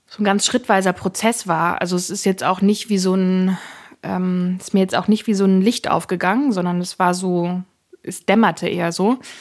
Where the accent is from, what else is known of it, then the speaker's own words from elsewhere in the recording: Saxony-Anhalt, Germany; ich bin in Ostdeutschland geboren, aufgewachsen, lebe in Ostdeutschland.